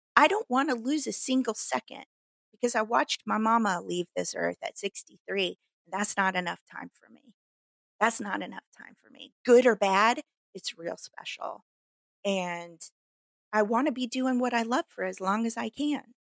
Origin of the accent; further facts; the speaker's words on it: Midwest, United States; accent: hick; now in Los Angeles, United States; because I was raised in the Midwest.